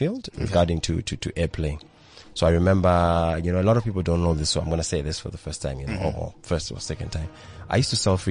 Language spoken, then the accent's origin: English; Harare, Zimbabwe; I grew up in Groombridge, Mount Pleasant